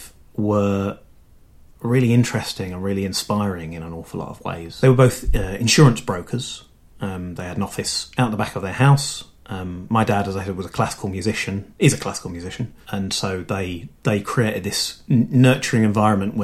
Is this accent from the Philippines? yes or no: no; London, United Kingdom; I was born in London. I grew up in around Kilburn